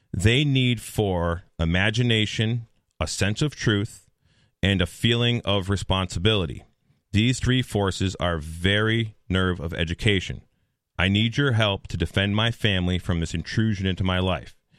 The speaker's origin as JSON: {"language": "English", "town": "Henniker", "region": "New Hampshire", "country": "United States", "said": "I'm from Henniker, New Hampshire"}